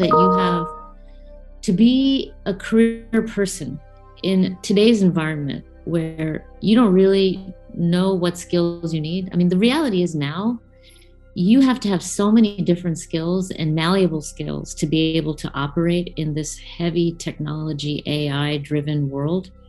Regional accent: United States; I'm growing up in America

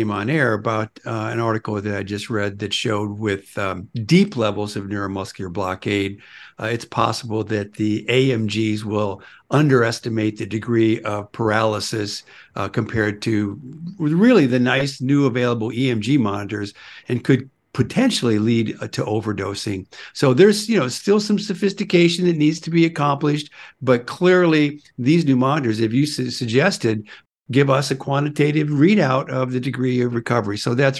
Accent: Iowa, United States; born there; You know, I was born in Iowa in the middle of the night.

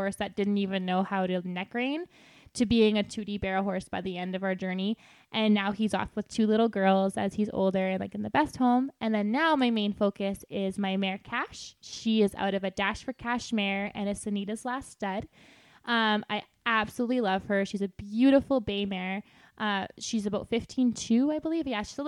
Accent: Lac La Biche, Alberta, Canada; I grew up in Lac La Biche, and there was only, I think, one or two other girls that actually barrel raced in my whole school.

